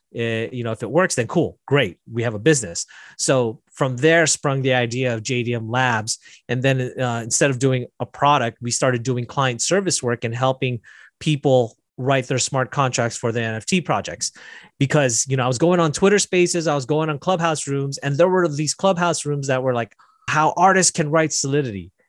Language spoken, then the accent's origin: English; Las Vegas, Nevada, United States; I'm from Las Vegas